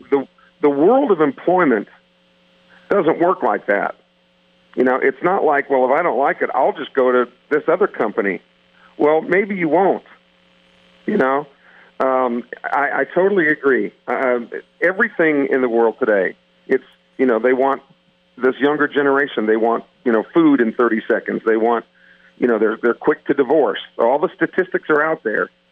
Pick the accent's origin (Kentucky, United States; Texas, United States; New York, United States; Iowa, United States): Iowa, United States; born or raised there; moved away